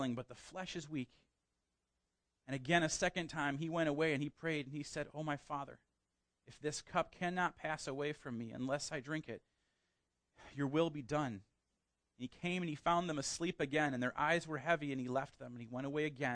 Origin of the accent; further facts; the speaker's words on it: United States; we as Americans, and particularly as the American church